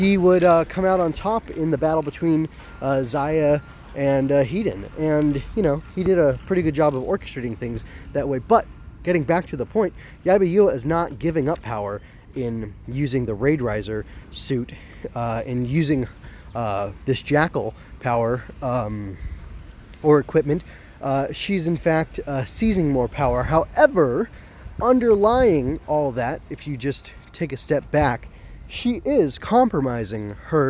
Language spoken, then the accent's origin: English; United States; being an American